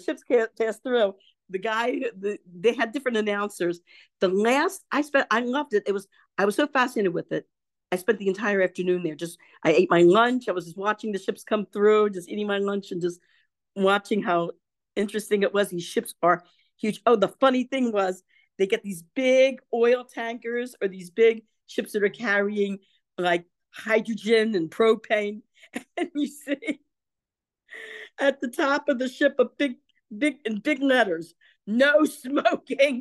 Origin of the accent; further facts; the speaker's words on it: Baltimore, Maryland, United States; moved away; I was originally from Baltimore